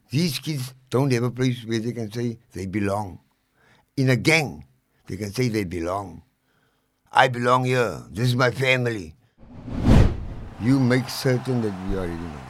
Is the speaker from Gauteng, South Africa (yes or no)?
no; Cape Town, Western Cape, South Africa; also born or lived in Lavender Hill, Cape Town; I was born and bred in District Six